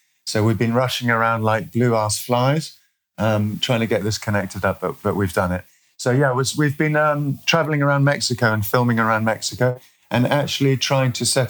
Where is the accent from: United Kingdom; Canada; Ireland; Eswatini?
Eswatini; I'm from Eswatini. If people don't know where that is, it was formerly Swaziland in Southern Africa, and that's been changed now.